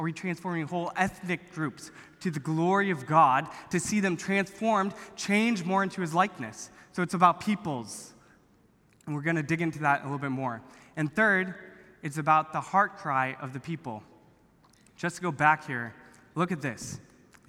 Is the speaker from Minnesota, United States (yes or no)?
no; Orange County, California, United States; I grew up here in Orange County